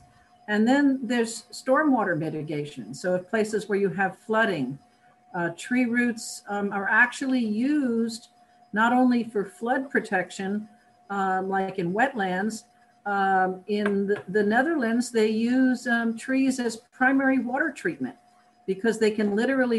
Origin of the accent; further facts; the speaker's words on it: New York, United States; moved away; I grew up in New York State